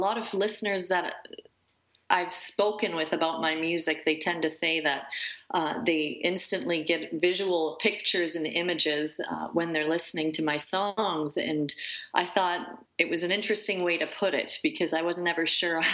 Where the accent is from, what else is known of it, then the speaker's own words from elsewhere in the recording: Peace River, Alberta, Canada; now in Calgary, Canada; I was raised in Peace River, Alberta